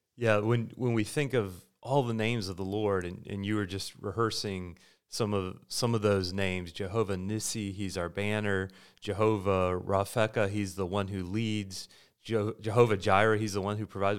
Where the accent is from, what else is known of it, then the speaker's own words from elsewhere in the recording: United States; As Americans